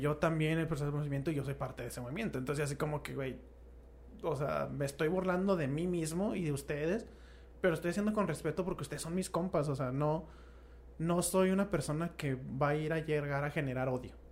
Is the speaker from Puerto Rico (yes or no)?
no; Mexico; somos mexicanos